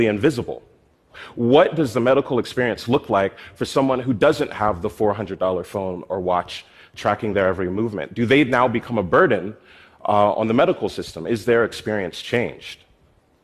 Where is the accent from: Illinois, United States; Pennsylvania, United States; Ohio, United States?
Pennsylvania, United States; Philadelphia; my hometown in Philadelphia.